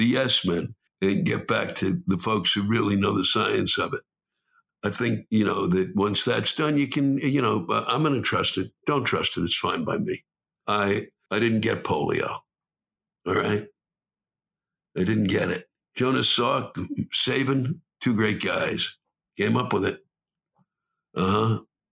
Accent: Washington, District of Columbia, United States; I was born and raised in Washington.

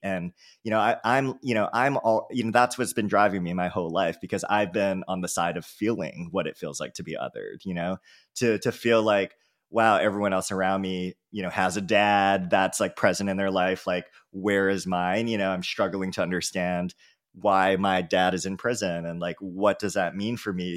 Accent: San Francisco, California, United States; I was from San Francisco

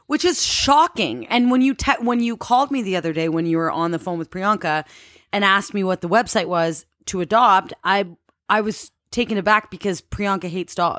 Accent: Canada; I'm from Canada

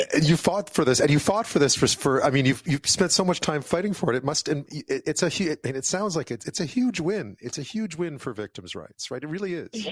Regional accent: Quebec, Canada; moved away; I grew up in Quebec

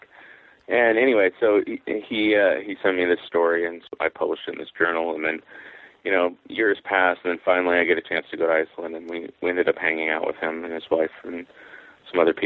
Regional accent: Mount Vernon, Washington, United States; a used bookstore in my hometown, which is Mount Vernon, Washington

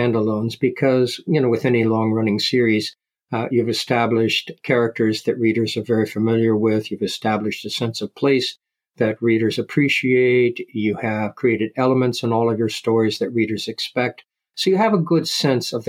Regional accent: Ohio, United States; I grew up in Ohio in the Midwest, that's where I spent my time.

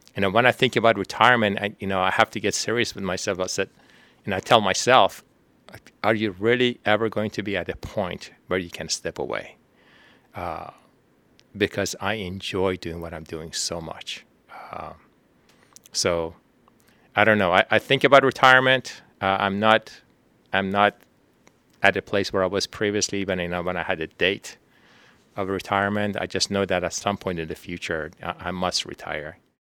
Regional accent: Tehran, Tehran Province, Iran; moved away as an adult; now in Houston, United States; I was born in Tehran, Iran.

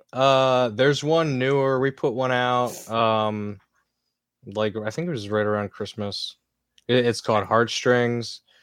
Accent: Lancaster, Pennsylvania, United States; Lancaster, Pennsylvania

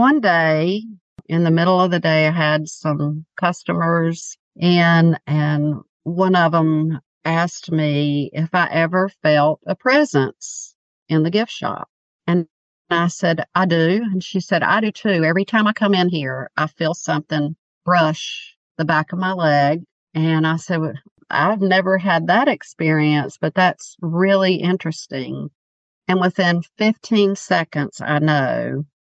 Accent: Mount Holly, North Carolina, United States; moved away as an adult; now in Wake Forest, United States; I grew up outside of Charlotte, North Carolina, but we've been here for 25 years

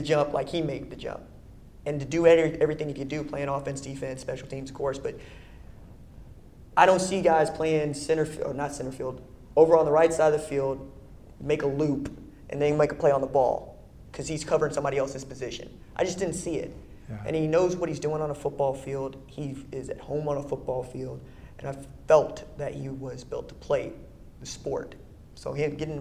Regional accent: Tulsa, Oklahoma, United States; my hometown, Tulsa, Oklahoma

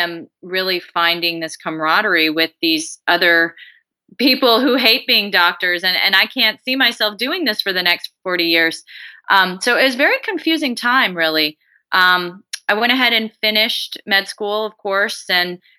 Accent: Colorado, United States; moved away as an adult; also born or lived in San Antonio, Texas / Des Moines, Iowa; I am originally from Colorado.

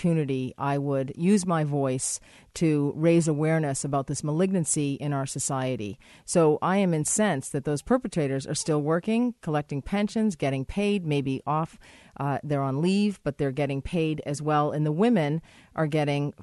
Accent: Canada; as a Canadian

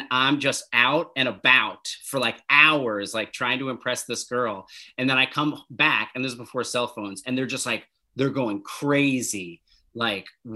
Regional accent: New Jersey, United States

